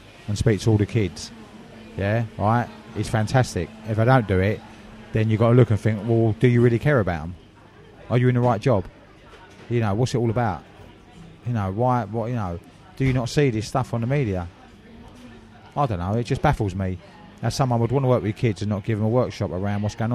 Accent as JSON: {"language": "English", "area": "Havering", "region": "London", "country": "United Kingdom", "tie": "born or raised there", "also_born_or_lived": "Essex", "said": "In my borough, where I was brought up in Havering"}